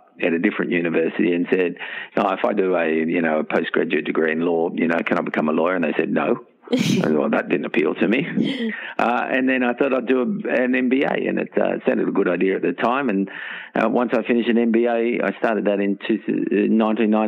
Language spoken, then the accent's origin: English; Castle Hill, New South Wales, Australia; Grew up at Castle Hill, went to Castle Hill Infants, Castle Hill Public School, Castle Hill High School